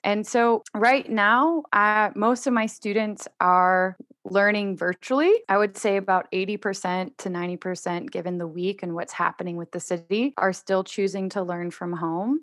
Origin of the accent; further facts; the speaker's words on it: Houston, Texas, United States; also born or lived in Georgia; now in Austin, United States; I grew up in Houston. That's where I spent most of my time